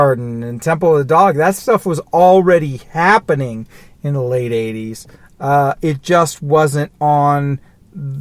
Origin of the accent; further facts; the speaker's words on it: Olympia, Washington, United States; also born or lived in Denver / San Jose / North Carolina; now in Seattle, United States; I grew up in Olympia, which is like an hour south of Seattle.